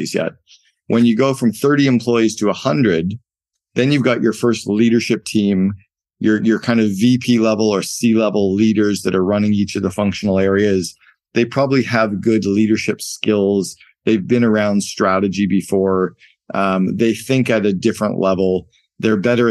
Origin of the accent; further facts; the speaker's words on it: Canada; I grew up in Canada and we played a lot of hockey